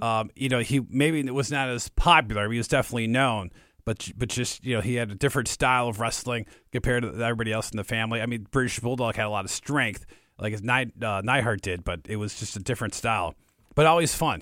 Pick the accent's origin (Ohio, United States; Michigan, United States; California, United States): Michigan, United States; Detroit; I'm from Detroit myself